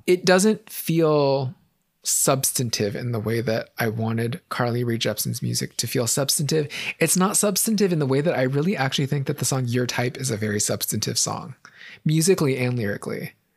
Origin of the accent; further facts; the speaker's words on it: San Francisco, California, United States; Growing up in San Francisco, super progressive city